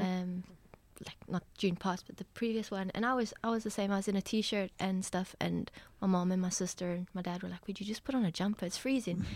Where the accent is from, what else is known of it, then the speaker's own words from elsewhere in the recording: Johannesburg, Gauteng, South Africa; I'm from Johannesburg, so just, um, Albertson, just sort of south of Johannesburg